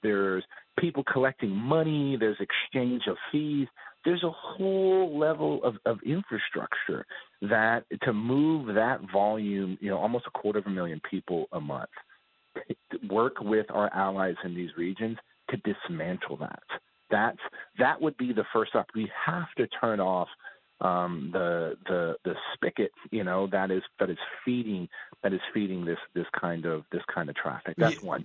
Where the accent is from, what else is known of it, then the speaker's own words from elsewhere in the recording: South Texas, United States; I'm from born and raised in South Texas, live in South Texas now